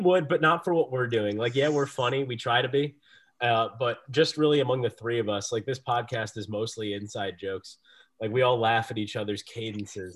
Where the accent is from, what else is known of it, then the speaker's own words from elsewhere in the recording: New Jersey, United States; My hometown school of Rutgers my home state school of Rutgers